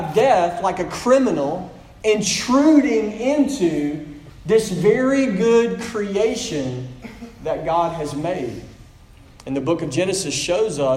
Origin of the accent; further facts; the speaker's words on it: Pearl, Mississippi, United States; I'm from Pearl, Mississippi